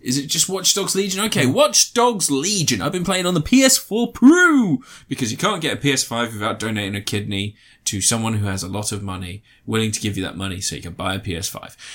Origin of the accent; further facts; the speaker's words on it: United Kingdom; We are British. We live near London